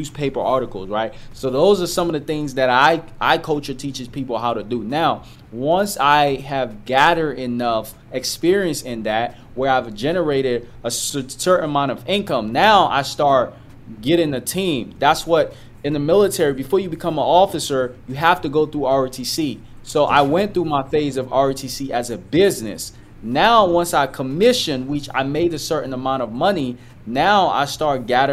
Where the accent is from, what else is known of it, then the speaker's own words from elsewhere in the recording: Liberia; moved away; also born or lived in Ivory Coast; I'm from Liberia, but I came in Ivory Coast.